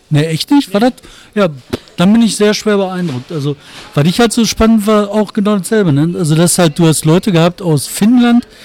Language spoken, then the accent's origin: German; Bottrop, North Rhine-Westphalia, Germany; Ja, und ich glaube tatsächlich, im Emscher Raum, das ist halt, ich komme aus Bottrop, da ist halt ähm, die Situation bescheiden.